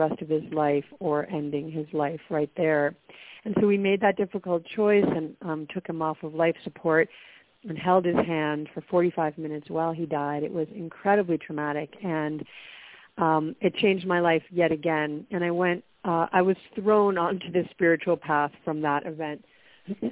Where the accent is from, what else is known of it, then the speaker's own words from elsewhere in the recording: Worcester, Massachusetts, United States; moved away as an adult; also born or lived in New York; So I was born in Worcester, Massachusetts. So it's a mid-sized city in the center of Massachusetts, and grew up there